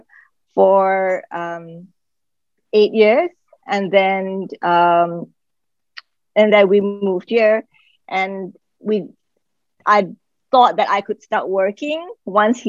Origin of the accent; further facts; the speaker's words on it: Malaysia; moved away as an adult; now in Qatar; I'm from Malaysia. I've been here since 2007.